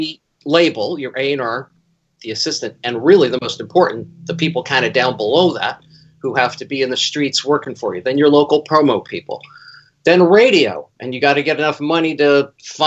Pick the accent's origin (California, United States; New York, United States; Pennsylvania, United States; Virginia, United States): California, United States; Berkeley; growing up in Berkeley, where I am now